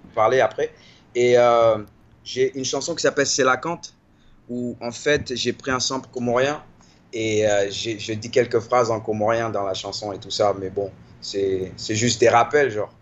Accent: Washington, District of Columbia, United States; also born or lived in Paris, France / Maryland, United States; j'ai grandi dans Washington et dans le Maryland, qui est l'État qui est à côté

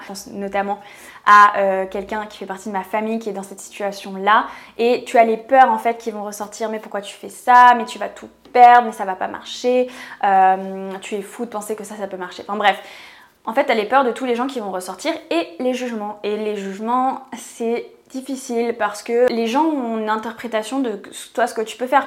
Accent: France; je vis en France, je suis française

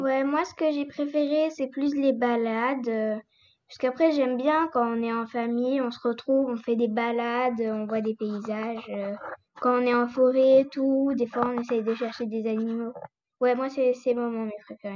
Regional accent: France; also born or lived in Corsica; la France, notre pays

